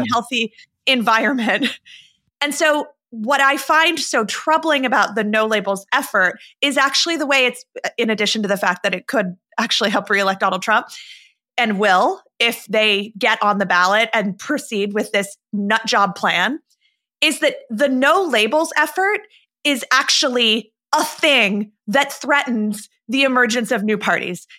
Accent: Arizona, United States; my home state of Arizona

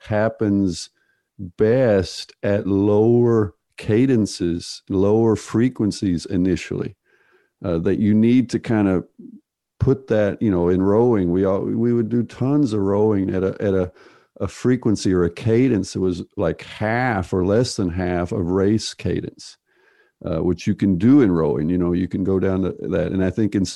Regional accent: United States; I'm from the United States

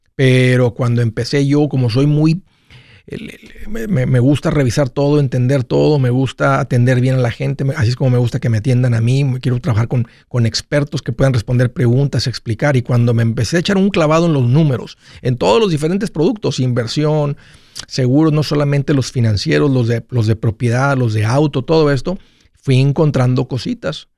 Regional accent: Mexico; yo soy de México

